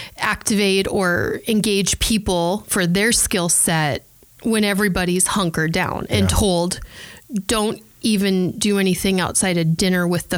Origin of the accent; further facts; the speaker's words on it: South Dakota, United States; moved away; I'm from South Dakota, went to Bible college in North Dakota.